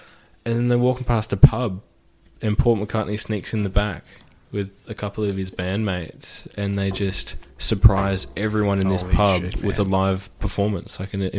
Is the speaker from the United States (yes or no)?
no; Australia; Like, if you go to America, I'm Australian.